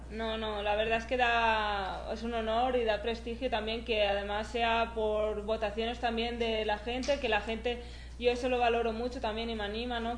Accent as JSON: {"language": "Spanish", "country": "Spain", "said": "empecé a correr carreras un poco pues más regionales por mi pueblo y, y luego ya al año siguiente ya algo más nacional por España"}